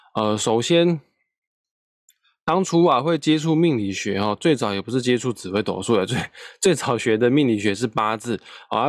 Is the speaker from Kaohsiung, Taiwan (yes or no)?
yes; Kaohsiung, Taiwan; 我身为高雄人